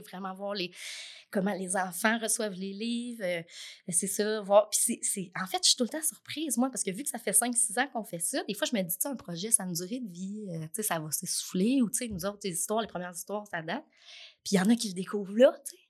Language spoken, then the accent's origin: French; Trois-Rivières, Quebec, Canada; also born or lived in Lanaudière, Quebec / Jonquière, Quebec; now in Lavaltrie, Canada; Je suis née à Trois-Rivières. Puis je suis arrivée ici, j'avais 11 ans, en sixième année. Euh, donc, j'ai fait toute mon école secondaire ici, à Thérèse-Martin